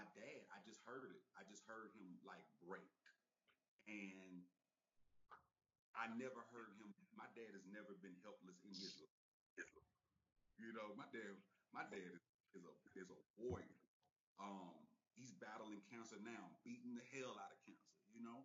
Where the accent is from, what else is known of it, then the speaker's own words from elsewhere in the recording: Texas, United States; now in Los Angeles, United States; I'm from Texas